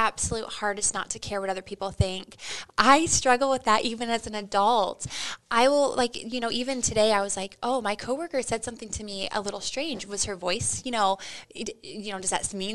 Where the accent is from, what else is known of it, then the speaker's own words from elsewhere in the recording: Crete, Nebraska, United States; I'm from Crete, Nebraska. So I'm from a small town and my dad was an educator and he taught at my local high school